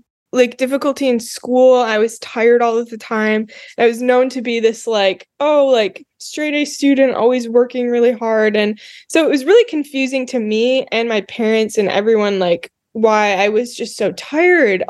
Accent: Grand Rapids, Michigan, United States; I am from Grand Rapids, Michigan. Grew up on the West Side

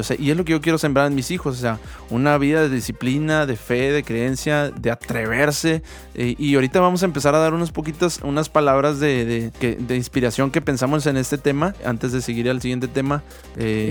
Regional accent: Mexico; como mexicanos

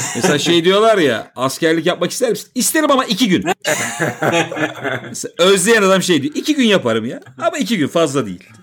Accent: Istanbul, Turkey; also born or lived in Bostancı, Istanbul; ben zaten Maltepe'de doğdum, büyüdüm

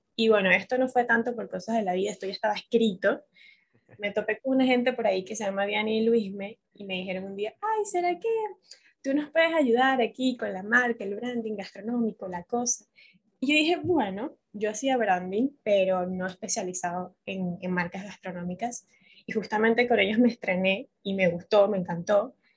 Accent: Caracas, Capital District, Venezuela; moved away as an adult; now in Buenos Aires, Argentina; yo soy venezolana, caraqueña, pero entiéndame, tengo cinco años en Buenos Aires

